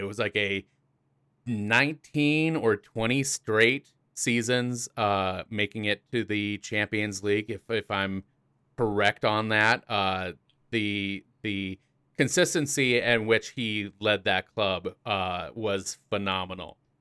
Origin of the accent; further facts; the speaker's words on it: South Dakota, United States; I am from the Mount Rushmore state of South Dakota.